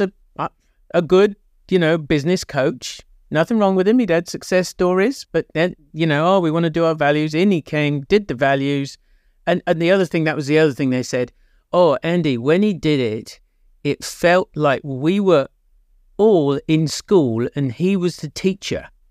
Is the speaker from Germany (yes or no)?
no; England, United Kingdom; now in New Zealand; I'm English